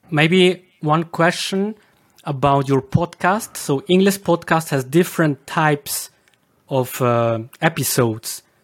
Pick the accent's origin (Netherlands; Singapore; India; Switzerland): Switzerland; accent: Swiss German dialect; English is a second language; in Switzerland my dialect is supposed to be very exotic